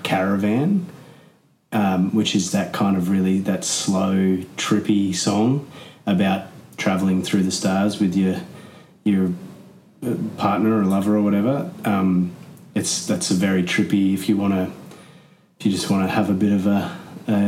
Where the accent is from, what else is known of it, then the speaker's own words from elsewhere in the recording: Australia; I'm Australian.